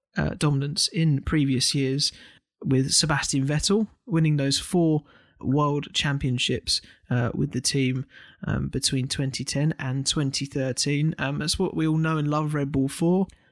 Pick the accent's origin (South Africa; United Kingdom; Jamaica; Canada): United Kingdom